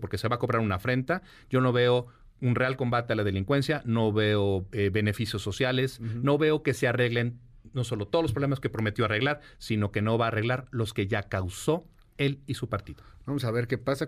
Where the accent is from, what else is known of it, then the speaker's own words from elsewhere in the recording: Mexico; somos mexicanos